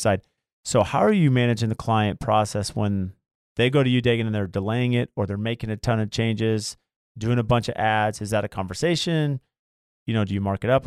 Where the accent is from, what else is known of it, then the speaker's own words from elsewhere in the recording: Lemon Grove, California, United States; also born or lived in La Mesa; I grew up in La Mesa, well, Lemon Grove